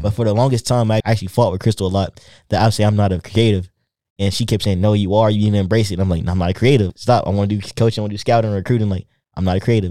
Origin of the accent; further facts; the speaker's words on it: coastal North Carolina, United States; also born or lived in Raleigh, North Carolina / Virginia; I'm originally from Raleigh, North Carolina, the coast, but I moved to Raleigh when I was in middle school